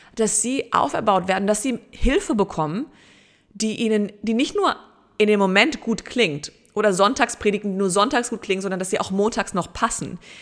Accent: Germany; bei uns in Deutschland

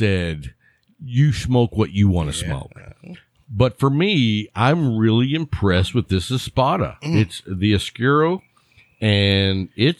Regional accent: Lubbock, Texas, United States; when the wind was out of the right direction growing up in Lubbock, you could smell the cattle yards anywhere in town.

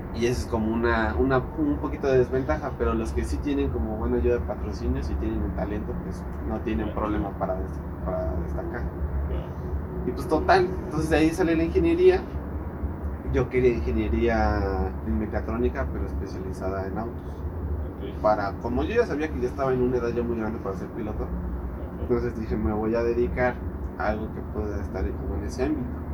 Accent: Mexico City, Mexico; moved away as an adult; now in Querétaro, Mexico; soy originario de la Ciudad de México. Este. Pero pues me vine aquí a Querétaro

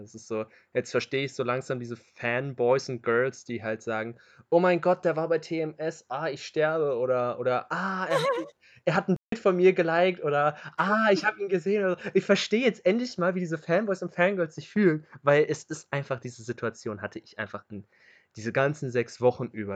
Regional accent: Hanover, Lower Saxony, Germany; also born or lived in Göttingen; freue ich mich als Hannoveraner

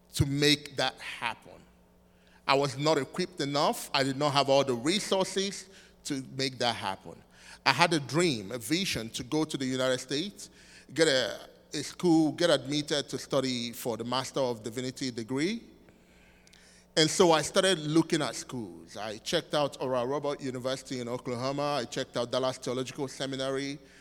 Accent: southeastern Nigeria, Nigeria; moved away as an adult; I'm from Nigeria, which is West Africa, uh, in the southeastern part of Nigeria.

